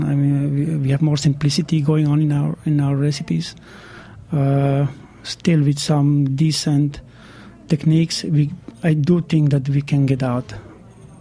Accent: northern Italy, Italy; moved away as an adult; now in New York, United States; growing up in Italy

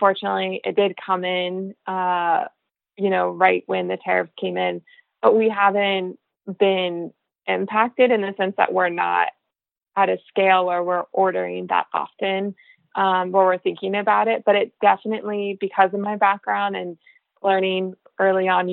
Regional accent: Florida, United States; moved away; also born or lived in California; growing up in Florida, then living in California near the ocean

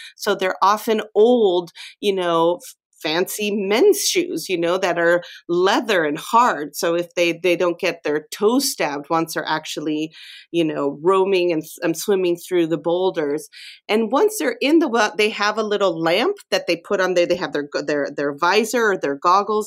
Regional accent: Mexico; moved away; I grew up in Mexico

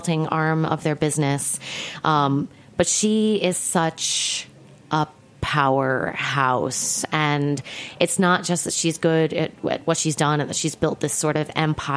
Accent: Midwest, United States; I'm a Midwesterner

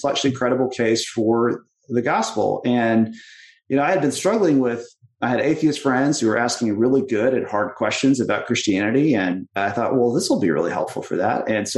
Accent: Texas, United States; I grew up in Texas

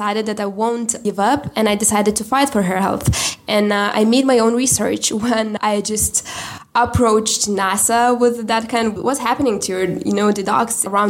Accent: Lithuania; I'm from Lithuania.

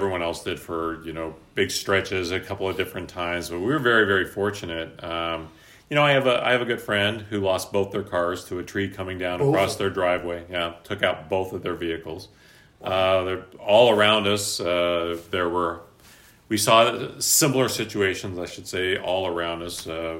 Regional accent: Sacramento, California, United States; also born or lived in South Lake Tahoe / Los Angeles / East Coast; I was born in South Lake Tahoe, pretty much raised here in Sacramento. I've lived in L.A., and then I've lived a little bit on the East Coast, too. But I am predominantly a Northern California native for life.

